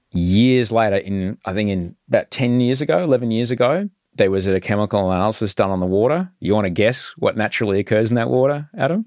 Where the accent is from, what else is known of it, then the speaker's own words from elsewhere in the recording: Brisbane, Queensland, Australia; where I was growing up in Brisbane